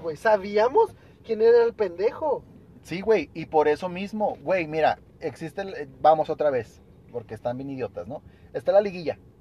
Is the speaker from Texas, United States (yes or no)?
yes; El Paso, Texas, United States; yo soy del paso, no, yo soy más mexicano que nada